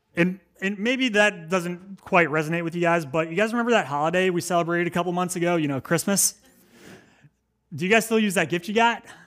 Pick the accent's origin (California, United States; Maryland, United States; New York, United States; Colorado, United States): Maryland, United States; moved away as an adult; now in Cape Cod, United States; I am not from Cape Cod. I am from Maryland